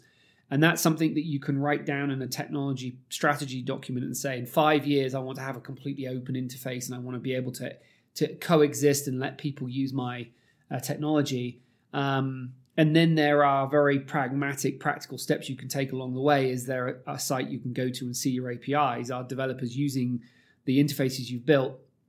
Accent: United Kingdom; accent: British; you probably can tell from my accent, I'm slightly biased towards British media

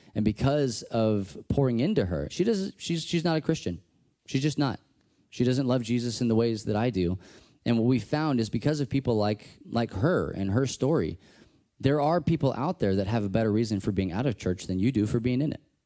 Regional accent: Texas, United States; I'm from Texas

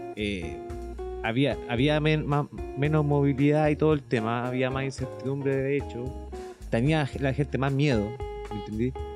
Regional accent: Chile; como chilenos, todos

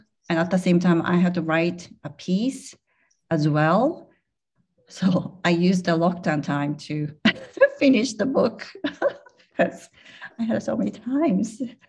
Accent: Germany; English is a second language; I'm from Germany. The other person was from Taiwan, blah, blah, blah.

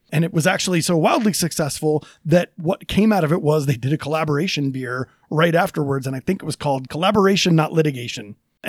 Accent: East Coast, United States; now in Denver, United States; I come from the East Coast, and DC could specialize in government and Philadelphia didn't have

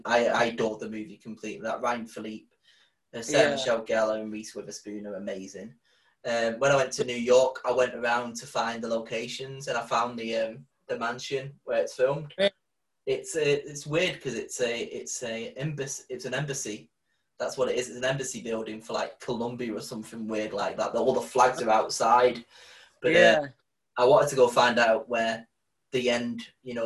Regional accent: Blackpool, North West England, United Kingdom; I grew up in Grange Park, and I used to go to Carlton C of E.

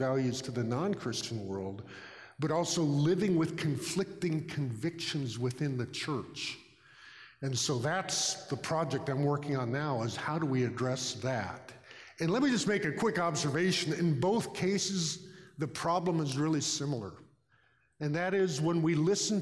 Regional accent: California, United States; I'm from California

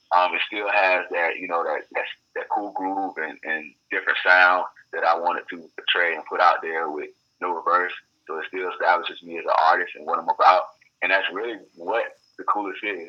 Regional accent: Fort Lauderdale, Florida, United States; moved away as an adult; also born or lived in Atlanta; now in Los Angeles, United States; born and raised in Florida, Fort Lauderdale, Florida.

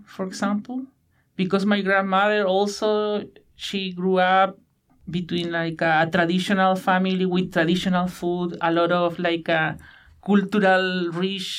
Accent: Punta Arenas, Magallanes and Chilean Antarctica, Chile; English is a second language; moved away as an adult; now in Victoria, Canada; I am from Chile, from the west side of Patagonia, where there are a lot of channels and rainforests.

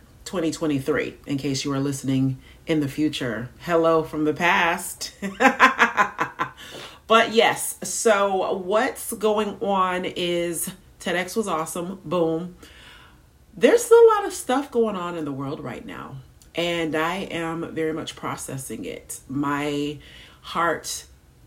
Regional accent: United States

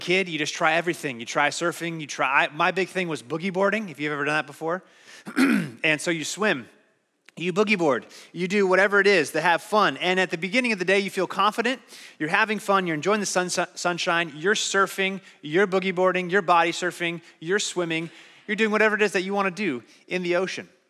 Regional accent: Phoenix, Arizona, United States; I grew up in Phoenix, Arizona

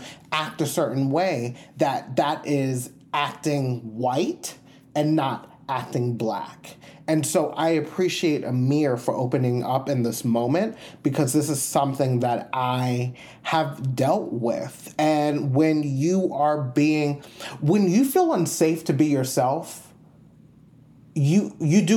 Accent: New York, United States; moved away; also born or lived in Puerto Rico / Georgia; growing up in New York

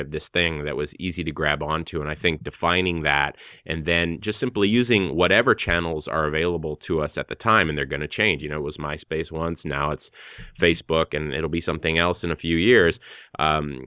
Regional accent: Hawaii, United States; I'm an artist from Hawaii

